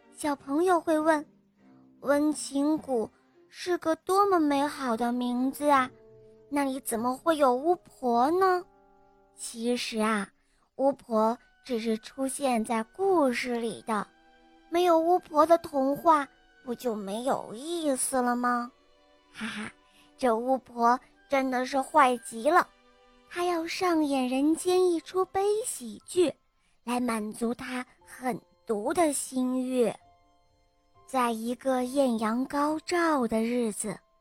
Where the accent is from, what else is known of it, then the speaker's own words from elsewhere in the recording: Nanchang, Jiangxi, China; 我今年五岁了，我来自江西南昌